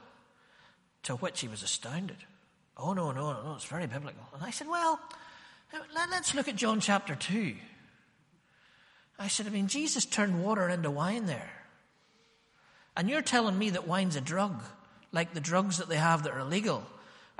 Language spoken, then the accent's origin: English; Ballymena, Northern Ireland, United Kingdom; born or raised there